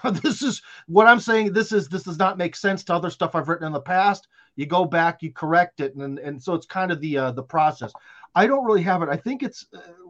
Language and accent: English; Russia; English is a second language; I am from Russia, so everything sounds very the way they speak.